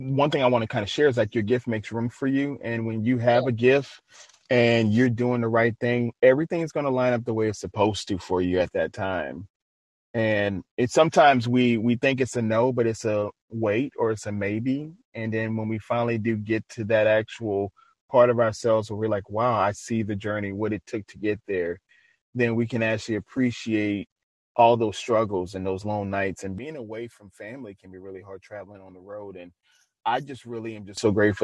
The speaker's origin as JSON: {"language": "English", "town": "New Orleans", "region": "Louisiana", "country": "United States", "said": "I'm from Louisiana, so you know I know about eating. So, and I'm originally from New Orleans"}